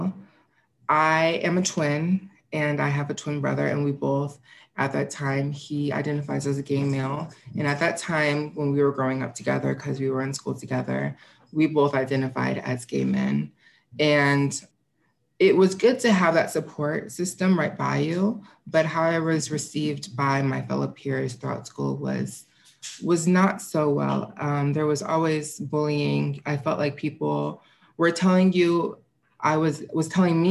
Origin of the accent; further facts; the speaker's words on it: St. Louis, Missouri, United States; I was born and raised in St. Louis